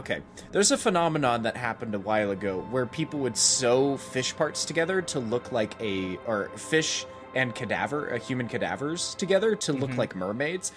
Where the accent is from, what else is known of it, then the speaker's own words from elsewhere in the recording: United States; I'm American